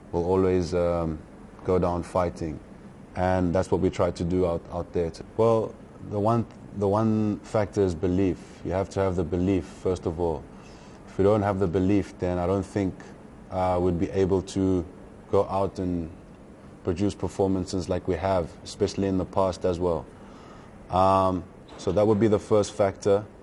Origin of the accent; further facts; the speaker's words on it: South Africa; the one thing that we possess as South Africans and as a South African team